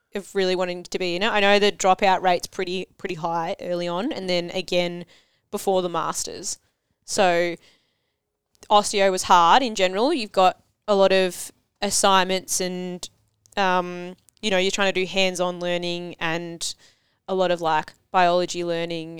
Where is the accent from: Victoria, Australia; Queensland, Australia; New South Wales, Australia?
Victoria, Australia; Cranbourne; I grew up in Cranbourne